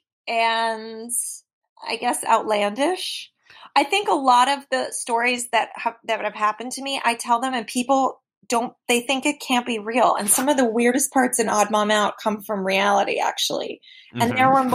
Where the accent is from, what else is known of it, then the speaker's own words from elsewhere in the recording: New York City, New York, United States; I'm from the Upper East Side